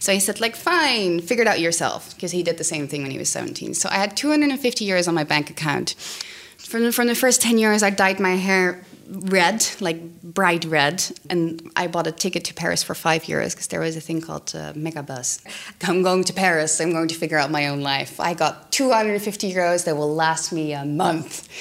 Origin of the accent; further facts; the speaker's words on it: The Hague, South Holland, Netherlands; I grew up in The Hague.